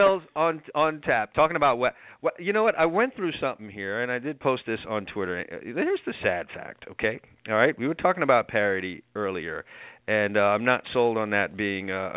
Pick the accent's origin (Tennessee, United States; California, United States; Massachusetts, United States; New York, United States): New York, United States; New York City; I'm a New Yorker